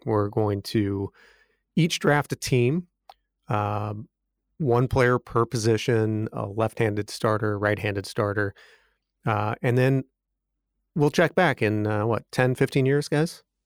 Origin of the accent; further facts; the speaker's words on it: St. Louis, Missouri, United States; I'm from Saint Louis area